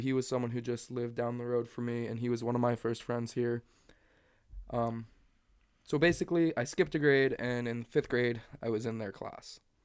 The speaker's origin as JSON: {"language": "English", "town": "Stanfield", "region": "Oregon", "country": "United States", "tie": "born or raised there", "also_born_or_lived": "Echo", "said": "I moved to Stanfield from Echo, which was just a town over in third grade"}